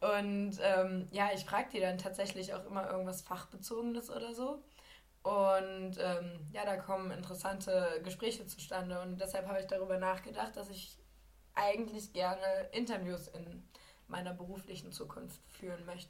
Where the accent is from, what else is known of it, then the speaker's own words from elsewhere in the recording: Lower Saxony, Germany; ich komme halt aus Niedersachsen